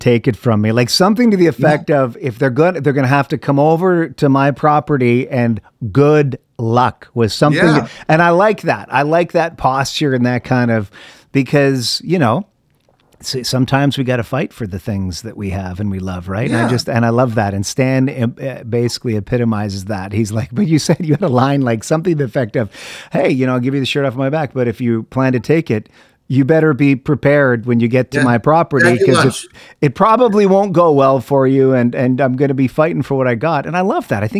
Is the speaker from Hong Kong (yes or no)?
no; Canada; moved away; I'm originally from Canada and I grew up playing hockey